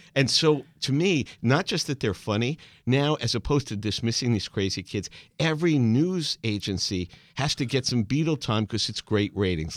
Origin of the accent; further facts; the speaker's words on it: New York, United States; growing up in America, like New York kids